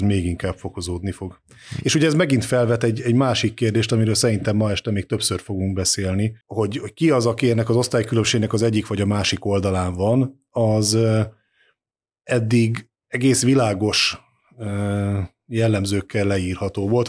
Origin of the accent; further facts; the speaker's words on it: Eastern Hungary, Hungary; Kelet-Magyarországon, ahonnan én származom